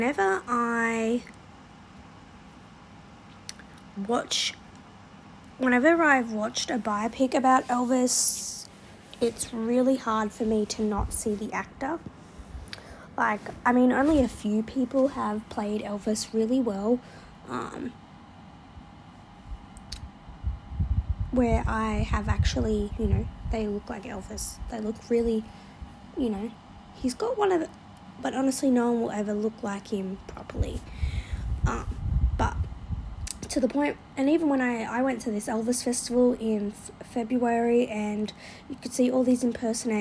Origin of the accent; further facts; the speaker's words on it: Australia; one thing I loved about being an Aussie